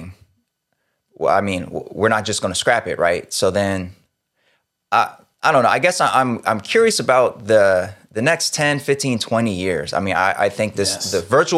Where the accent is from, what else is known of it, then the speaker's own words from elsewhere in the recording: Sacramento, California, United States; I grew up in South Sacramento